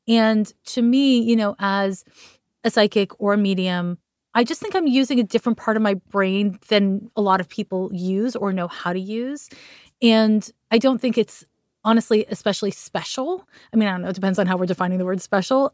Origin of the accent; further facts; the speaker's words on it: Montreal, Quebec, Canada; I'm from Montreal, Quebec